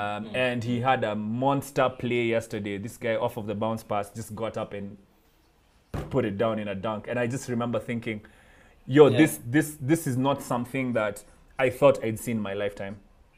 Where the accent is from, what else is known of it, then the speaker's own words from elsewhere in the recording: Kenya; in my capacity as a Kenyan